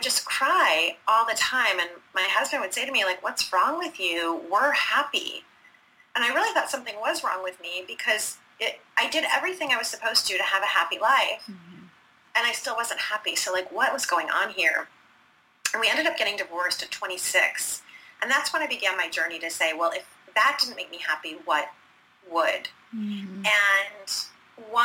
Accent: Detroit, Michigan, United States; now in Philadelphia, United States; So I was that little girl growing up in the Midwest. I'm from Detroit, Michigan. And so I grew up in the Midwest

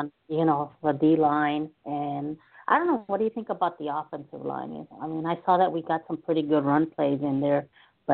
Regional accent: El Salvador; also born or lived in Spain; now in Washington, D.C., United States; I'm actually from Central America.

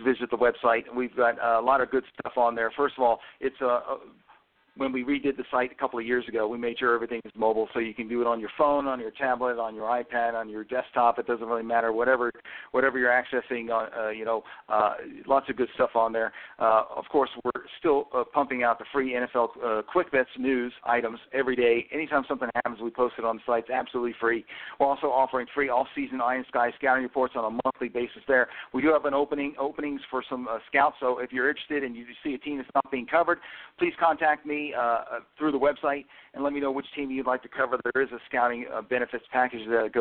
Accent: New York, United States; I'm from New York

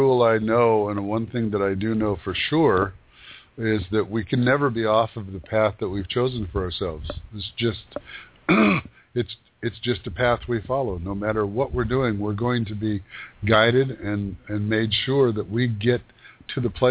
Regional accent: Yakima Valley, Washington, United States; moved away as an adult; I grew up in a desert. I grew up in the Yakima Valley, which is like a desert

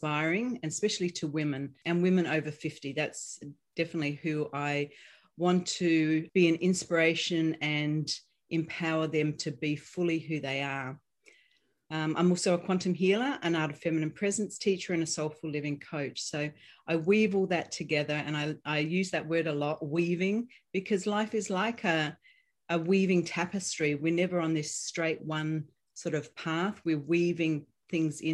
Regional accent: Australia; now in United States; you're going to notice my accent. So I'm Australian, but I'm living here in the United States

